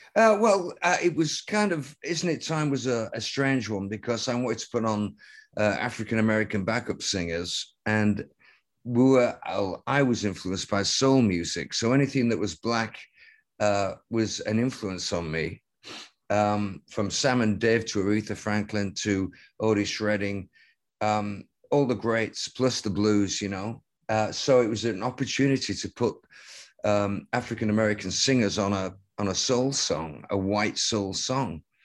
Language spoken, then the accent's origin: English; Lancaster, North West England, United Kingdom; at the highest point in Lancaster, my hometown.